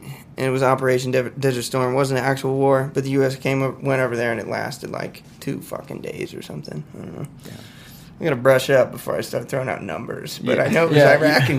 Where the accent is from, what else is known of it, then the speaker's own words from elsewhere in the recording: Lynchburg, Virginia, United States; also born or lived in Charleston, United States; I grew up in Virginia, a town called Lynchburg, Virginia.